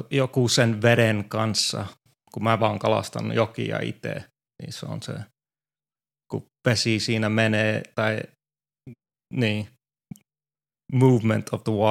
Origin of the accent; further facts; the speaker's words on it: Finland; Se on, tämä on mun kotimaa ja se on aina, varsinkin nyt kun ei ole pari vuoteen tullut koronan takia, niin oli mukava tulla vähän pidemmäksi ajaksi.